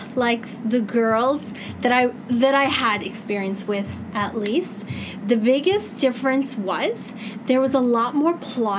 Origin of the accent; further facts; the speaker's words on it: Ottawa, Ontario, Canada; now in Dubai, United Arab Emirates; I grew up in Ottawa.